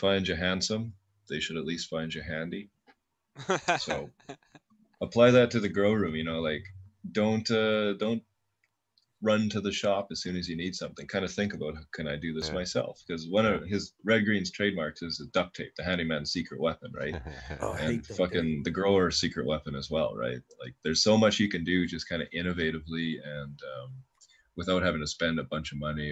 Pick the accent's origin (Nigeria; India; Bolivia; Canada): Canada; being a Canadian growing up in the 90s